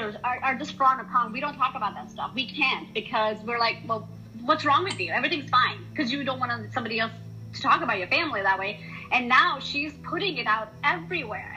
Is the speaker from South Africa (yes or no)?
no; India; moved away; I'm originally from India